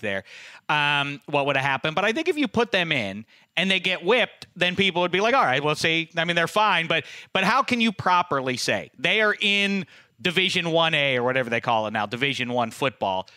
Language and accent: English; Pittsburgh, Pennsylvania, United States; now in Los Angeles, United States; when I was growing up in Pittsburgh